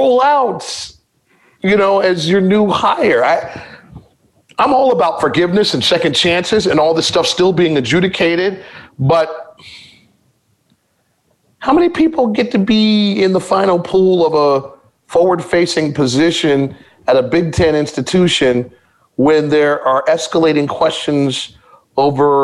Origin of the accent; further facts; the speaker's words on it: Midwest, United States; I'm from the Midwest